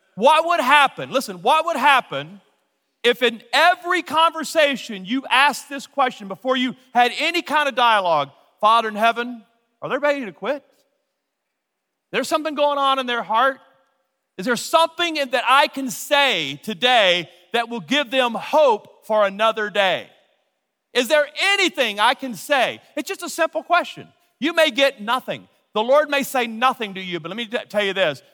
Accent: Louisiana, United States; now in Colorado, United States; I'm from Louisiana.

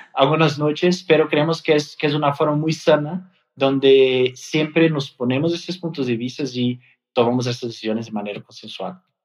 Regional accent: Brazil; Spanish is a second language; moved away as an adult; now in Mexico; Yo soy brasileño

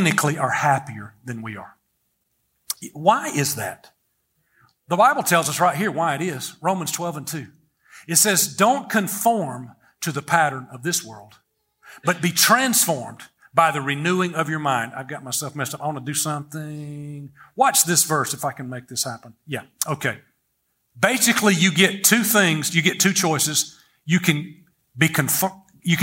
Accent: United States

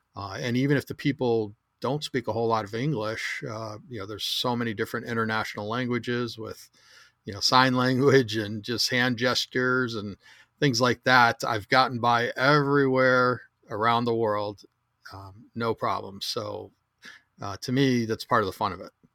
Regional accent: Chicago, Illinois, United States; moved away; also born or lived in Southern California; I grew up in the restaurant industry, the third generation restaurateur in Chicago

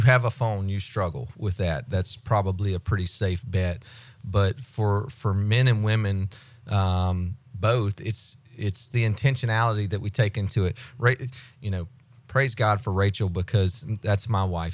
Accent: United States; I grew up in Walton County, so I, I know people.

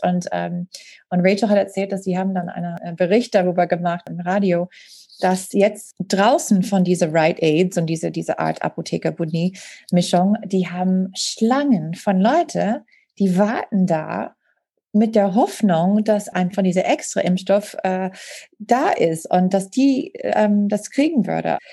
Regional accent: Green Bay, Wisconsin, United States; German is a second language; now in Germany; meiner Heimatstadt Green Bay

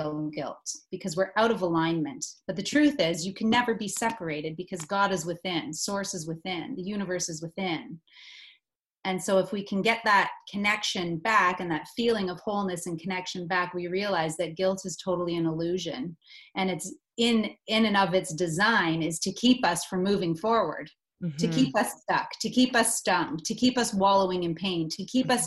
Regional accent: Stratford, Ontario, Canada; I'm from Stratford, Ontario

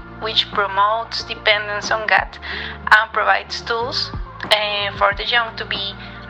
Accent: Colombia; I'm from Colombia.

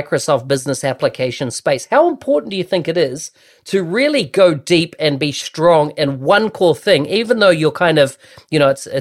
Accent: New Zealand; born or raised there

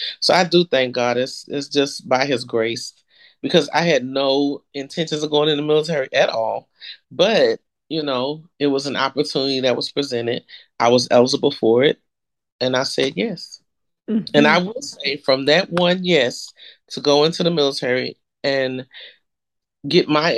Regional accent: Texas, United States; moved away as an adult; I'm from Texas. I was never coming back to Texas

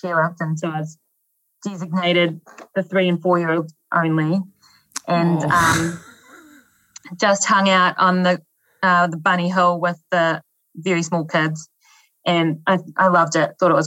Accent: Dannevirke, Manawatū-Whanganui, New Zealand; moved away; also born or lived in Aspen, Colorado; In Dannevirke, which is a small town on the North Island.

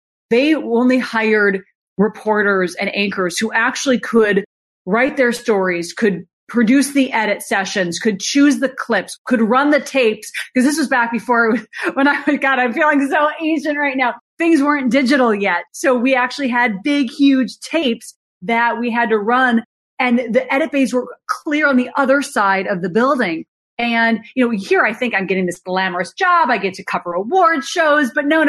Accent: Minnesota, United States; I don't want to work in small town USA. I came from Minnesota. I'm ready for the big city.

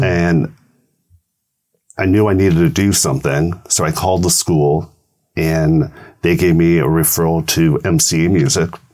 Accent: Thousand Oaks, California, United States; I said Thousand Oaks

